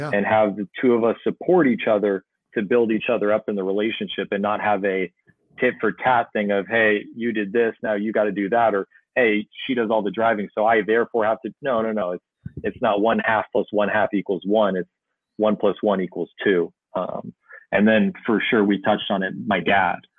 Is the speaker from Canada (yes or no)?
no; San Diego, California, United States; I'm from San Diego